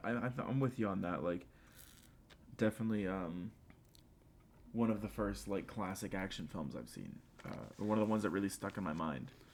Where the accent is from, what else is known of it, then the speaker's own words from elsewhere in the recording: the South, United States; accent: somewhat southern; my somewhat southern accent